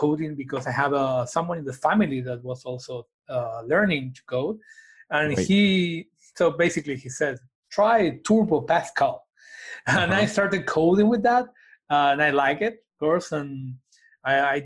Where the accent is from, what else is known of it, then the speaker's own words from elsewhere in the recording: Argentina; I'm from Argentina